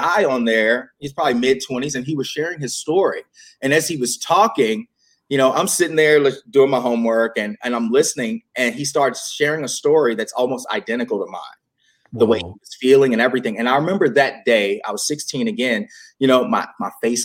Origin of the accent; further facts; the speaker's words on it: Virginia, United States; growing up in the Bible Belt of Virginia